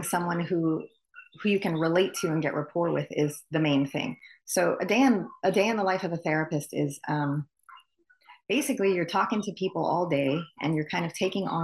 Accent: Honolulu, Hawaii, United States; I'm born and raised in Honolulu, Hawaii.

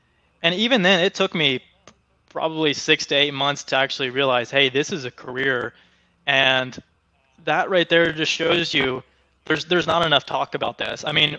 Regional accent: Oklahoma, United States; So now, Oklahoma isn't really known as one of the big tech hubs or anything like that. So it's not like I was just completely surrounded by tech from the day I was born.

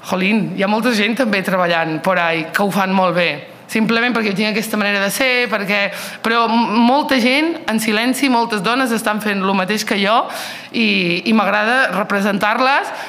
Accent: Olot, Catalonia, Spain; also born or lived in Nador, Morocco; No vaig néixer al Marroc, vaig néixer en un poble de Nador i els meus pares van venir aquí a Olot al 89. Eh, és a dir, que porto aquí molts i molts anys.

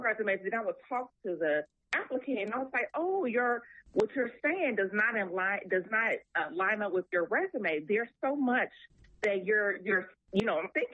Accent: Chicago, Illinois, United States; My family, I'm born and raised in Chicago.

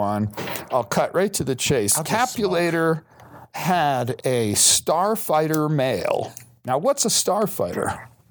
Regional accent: New York, United States; moved away; I'm from New York

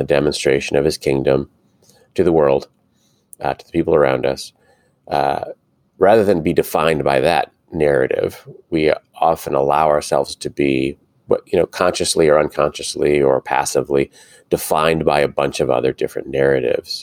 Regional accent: United States; as American Christians

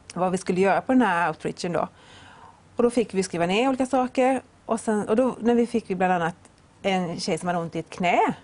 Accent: Vetlanda, Jönköping County, Sweden; also born or lived in Öland; Jag var på ett möte hemma i Vetlanda

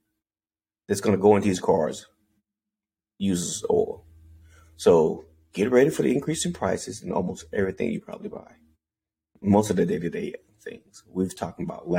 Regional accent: Anderson, South Carolina, United States; I'm from Anderson, South Carolina

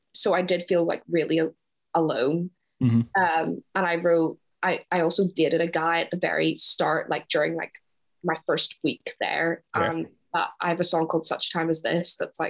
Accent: Ireland; moved away as an adult; now in Glasgow, United Kingdom; I'm from Ireland, but I moved to Glasgow in September 2018

